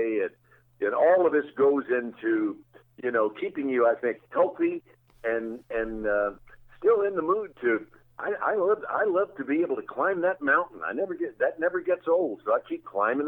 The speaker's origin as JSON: {"language": "English", "town": "Jackson", "region": "Tennessee", "country": "United States", "tie": "born or raised there", "moved": "yes", "said": "growing up in Jackson, Tennessee"}